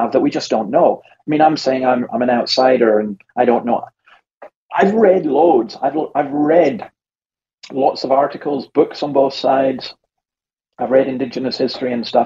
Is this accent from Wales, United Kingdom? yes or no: no; Scotland, United Kingdom; I'm Scottish